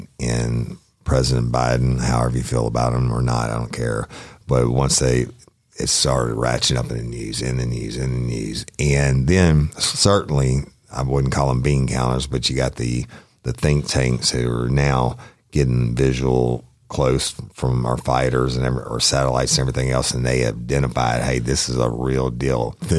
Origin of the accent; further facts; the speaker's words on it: United States; as an American because I walk around in my yard naked in the country, not in the city.